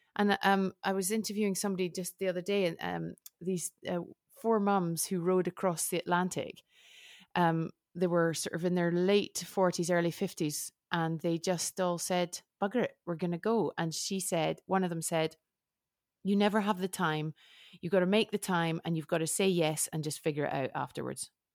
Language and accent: English; United Kingdom; now in Switzerland; I'm British, but I've lived in Switzerland for a long time